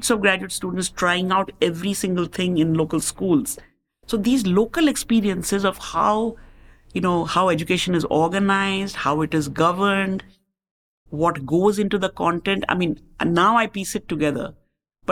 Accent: India; moved away as an adult; also born or lived in Chicago, United States; as Indian living in America

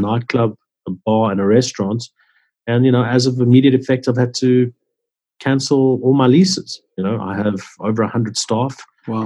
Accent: Johannesburg, Gauteng, South Africa; I grew up in Johannesburg, where um, in around Sydenham, Orange Grove

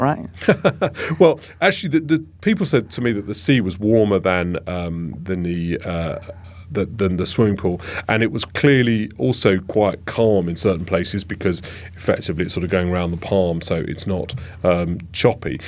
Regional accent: London, United Kingdom; I'm a Londoner

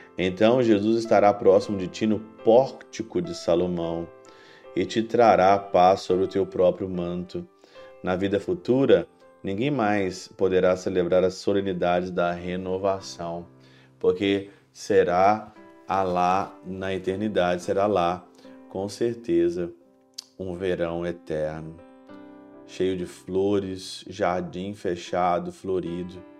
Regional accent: Ouro Branco, Minas Gerais, Brazil; moved away as an adult; now in Germany; Já passei bastante frio na minha cidade natal, em Ouro Branco

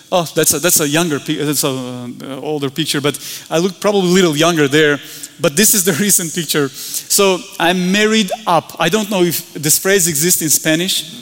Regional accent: Georgia; we're from the Republic of Georgia, far, far away, small country

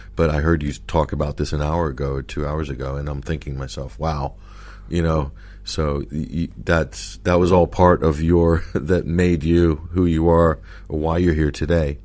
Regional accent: United States; moved away; also born or lived in London; being American

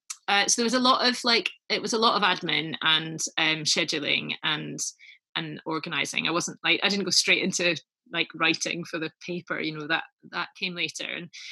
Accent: Edinburgh, Scotland, United Kingdom; moved away as an adult; also born or lived in Oxford; I was born and brought up in Edinburgh in Scotland.

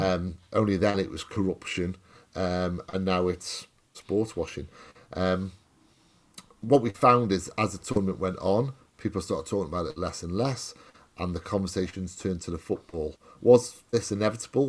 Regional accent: Welsh, Wales, United Kingdom; I'm Welsh

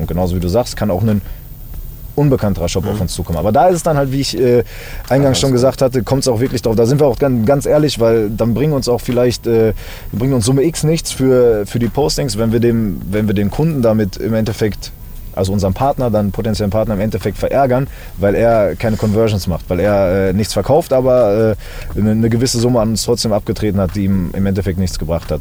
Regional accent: Berlin, Germany; now in Dortmund, Germany; Ich bin in Berlin geboren

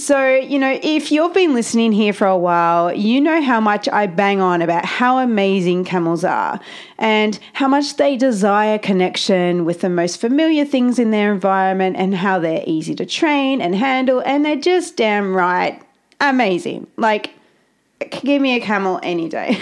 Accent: Australia; I'm Australian and I don't really talk like

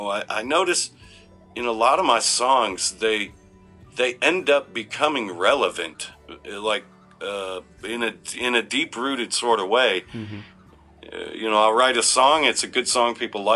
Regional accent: Detroit, Michigan, United States; moved away; we're from Detroit.

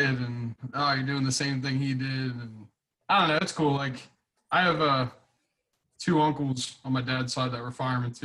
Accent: West Chester, Pennsylvania, United States; I grew up in Westchester, PA. I'm third generation there.

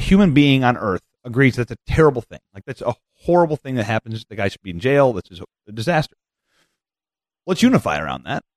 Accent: Iowa, United States; I grew up in Iowa

